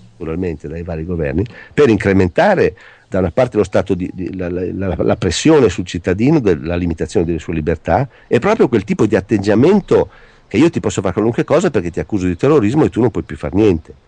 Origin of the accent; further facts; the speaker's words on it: Italy; sono italiano